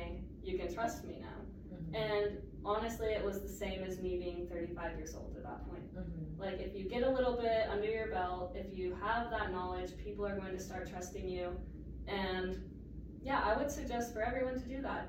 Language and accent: English; North Ogden, Utah, United States; also born or lived in Salt Lake County; I grew up in North Ogden